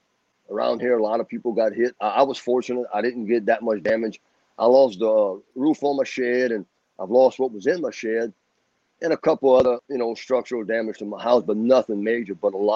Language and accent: English; Choctaw, Louisiana, United States; But I was born and raised in Choctaw, you know, and just a good little Cajun town. You know, we're back in the swamp, you know, in the bayou.